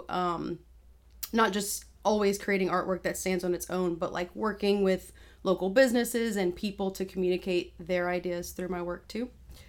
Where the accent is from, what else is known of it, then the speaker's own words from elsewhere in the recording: Broussard, Louisiana, United States; also born or lived in Cecilia; Living in Broussard, moved to Cecilia for a little bit, and then basically my whole life I've been there.